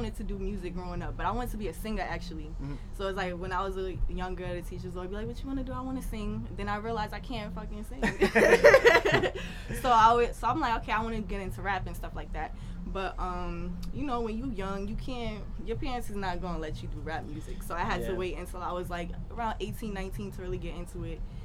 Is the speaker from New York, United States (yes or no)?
yes; New York, United States; I'm from New York.